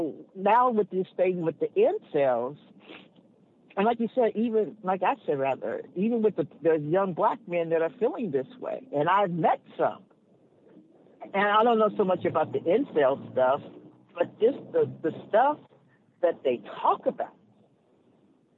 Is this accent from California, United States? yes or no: yes; Los Angeles, California, United States; now in Encino, United States; I grew up in South